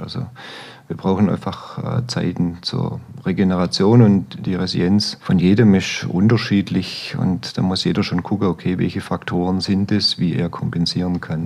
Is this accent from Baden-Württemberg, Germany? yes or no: yes; Stuttgart, Baden-Württemberg, Germany; moved away as an adult; now in Allgäu, Germany; als Stuttgarter